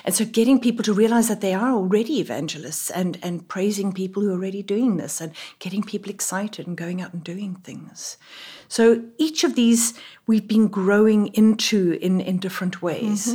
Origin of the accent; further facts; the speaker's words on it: South Africa; moved away as an adult; now in Middletown, United States; I, as you can tell from my voice, am not from here. I am a South African